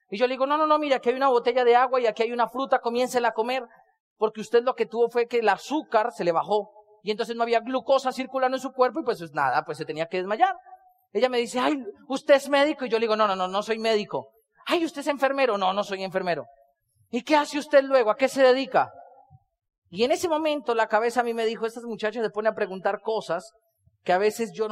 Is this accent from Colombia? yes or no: yes; Colombia; ¿Y de dónde eres tú? Yo le digo, soy colombiano.